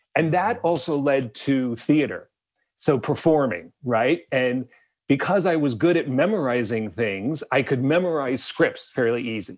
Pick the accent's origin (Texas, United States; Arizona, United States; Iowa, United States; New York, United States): Arizona, United States; Bisbee; I grew up in a small Mexican border town in the southeast corner of the state of Arizona.